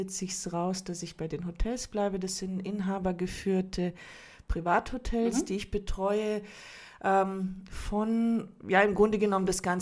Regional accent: Munich, Bavaria, Germany; Ich ähm, bin Kroatin, bin aber geboren in München und äh, auch hier aufgewachsen.

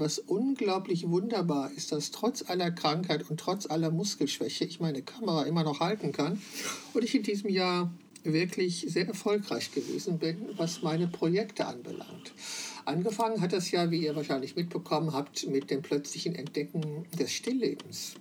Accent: Wülfrath, North Rhine-Westphalia, Germany; moved away as an adult; dieser Stadt verbindet, in der ich geboren und 21 Jahre gelebt habe

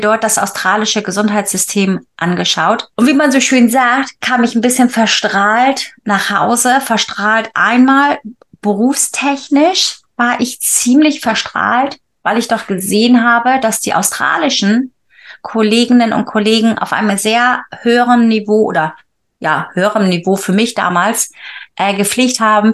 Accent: Wilhelmshaven, Lower Saxony, Germany; moved away as an adult; also born or lived in Bremen; now in England; komme ursprünglich aus Friesland, ja, ähm, geboren in Wilhelmshaven, aber mein Erwachsenenleben, sage ich immer, hat in Bremen angefangen

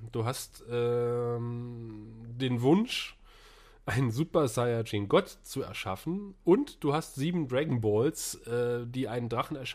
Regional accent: Northern Germany, Germany; Ich bin Norddeutscher, ich habe mit Karneval nichts am Hut.

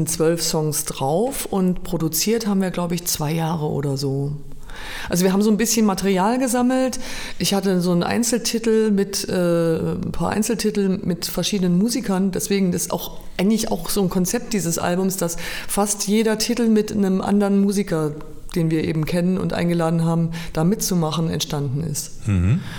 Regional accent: Mannheim, Baden-Württemberg, Germany; now in Weimar, Germany; früher kam mir Mannheim gar nicht so groß vor, aber seitdem ich Weimar ähm, schon lang, lange meine Heimat jetzt nenne und zurückkomme, denke ich mal so, fuck, wie riesig ist diese Stadt

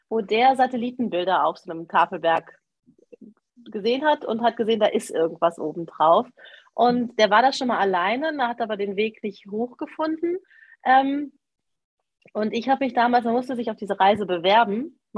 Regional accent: Cologne, North Rhine-Westphalia, Germany; also ich komme ja aus Köln, ich habe auch noch meine Wohnung in Köln.

